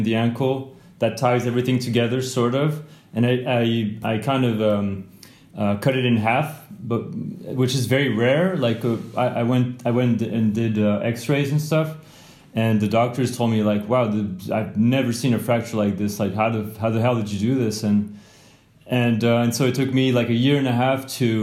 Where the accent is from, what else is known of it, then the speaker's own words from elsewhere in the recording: near Grenoble, Auvergne-Rhône-Alpes, France; I grew up near Grenoble in France, which is near the Alps